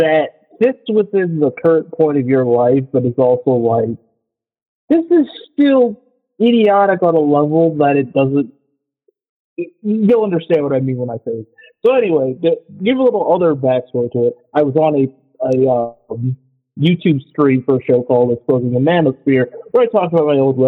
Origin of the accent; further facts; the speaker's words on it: Michigan, United States; I am from Michigan